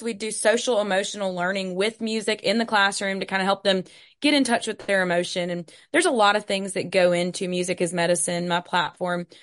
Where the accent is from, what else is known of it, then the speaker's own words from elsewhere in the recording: Hattiesburg, Mississippi, United States; also born or lived in Starkville, Mississippi; I'm from Hattiesburg, Mississippi